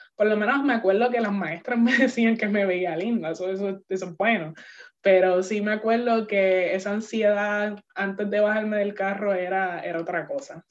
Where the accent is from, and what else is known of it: San Juan, Puerto Rico; born or raised there; moved away as an adult; now in United States